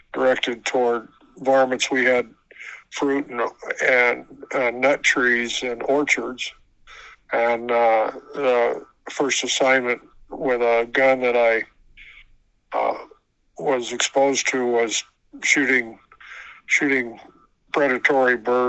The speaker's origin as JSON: {"language": "English", "area": "Santa Barbara County", "region": "Central California", "country": "United States", "tie": "born or raised there", "said": "I grew up on a cattle and farming operation in Central California in Santa Barbara County."}